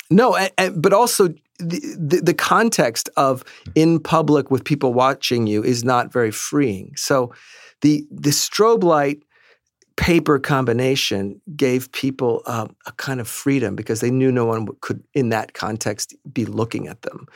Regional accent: New York City, New York, United States; we grew up here in Manhattan

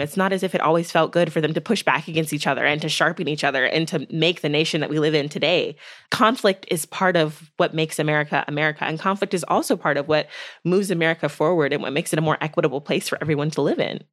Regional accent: United States; as a person of faith, as a Black woman, as an American.

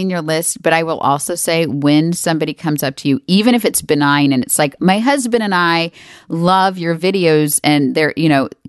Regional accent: Texas, United States; I'm from Texas.

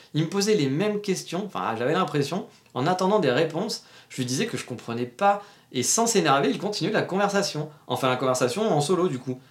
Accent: France; now in Japan; on est français

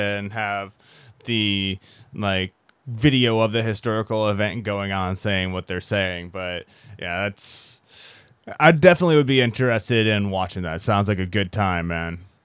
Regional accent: Iowa, United States; also born or lived in San Francisco Bay Area; now in San Francisco, United States; So I'm originally from the Midwest myself as well. I'm from Iowa

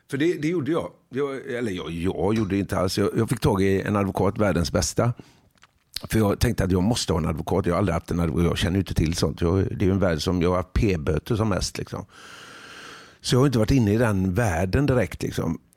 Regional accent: Huxbo, Sweden; För jag är ju själv jag är liksom från Huxbo.

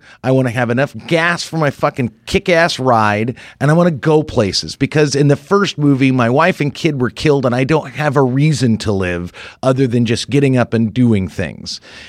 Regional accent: Ireland; I'm Irish.

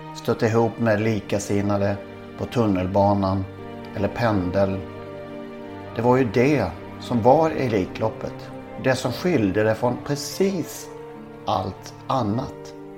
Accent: Blekinge, Sweden; moved away; jag är från Blekinge

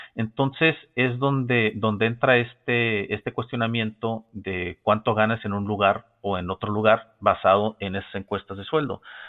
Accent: Mexico; como mexicano

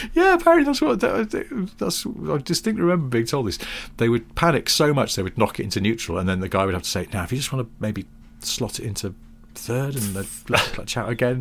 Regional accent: the Northwest, North West England, United Kingdom; growing up in the Northwest

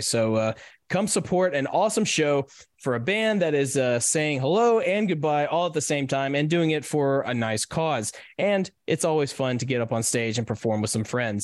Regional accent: Nashville, Tennessee, United States; born or raised there

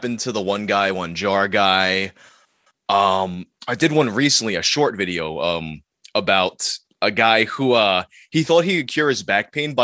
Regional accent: New York City, New York, United States; I grew up in Queens.

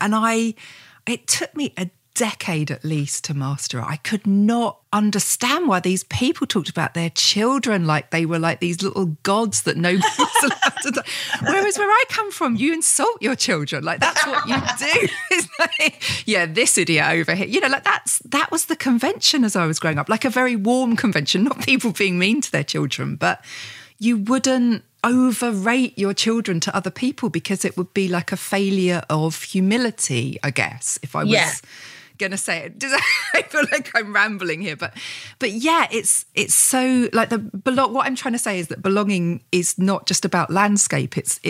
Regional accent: Gravesend, South East England, United Kingdom; also born or lived in Medway Towns; now in Whitstable, United Kingdom; But I moved from the really working class area of Kent. Like I grew up in Gravesend and then the Medbury Towns. And I felt like a class traitor when I first moved here.

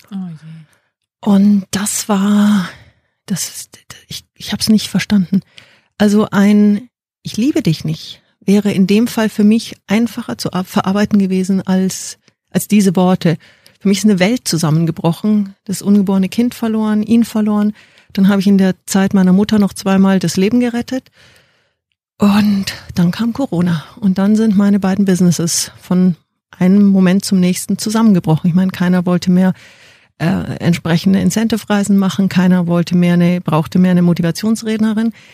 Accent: Munich, Bavaria, Germany; also born or lived in Indonesia / New Zealand / China; ich bin geboren in München, fünf Kilometer von BMW, vom Headquarter entfernt.

